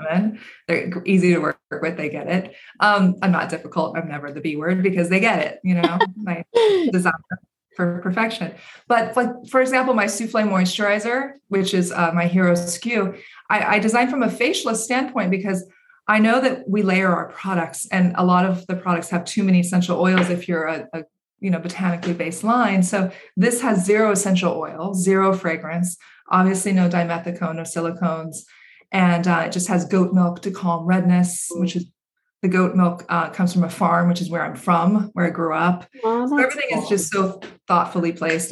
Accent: Central Valley of California, United States; growing up in the Central Valley of California

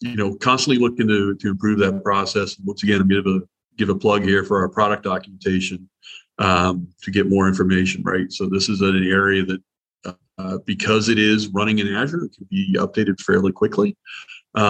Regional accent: Southern Ohio, United States; I grew up in Southern Ohio.

